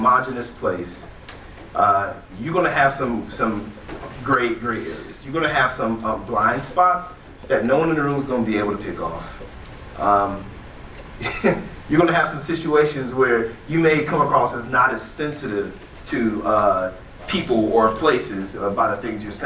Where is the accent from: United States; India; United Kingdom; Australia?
United States; East Cleveland, Ohio; also born or lived in Aurora, Ohio; we moved from East Cleveland, like East 93rd